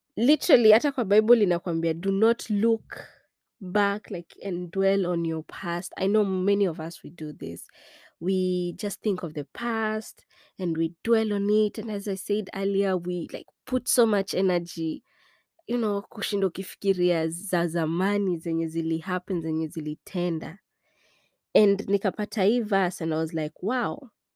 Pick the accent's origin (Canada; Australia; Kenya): Kenya; also born or lived in East Coast, United States; now in United States